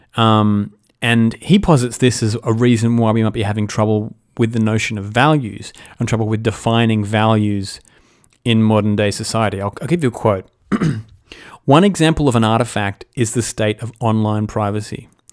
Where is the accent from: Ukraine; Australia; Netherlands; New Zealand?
Australia; as an Australian